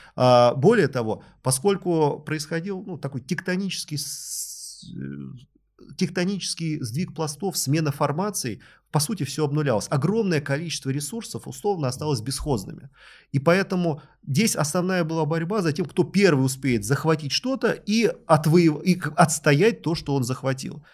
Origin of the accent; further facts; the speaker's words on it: Moscow, Russia; Я родился в Люблино, у соседей у нас Капотни